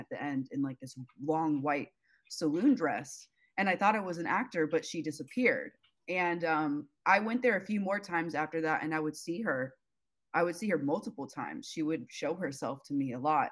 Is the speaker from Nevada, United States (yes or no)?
yes; Las Vegas, Nevada, United States; now in Los Angeles, United States; I grew up in Vegas, which is super haunted everywhere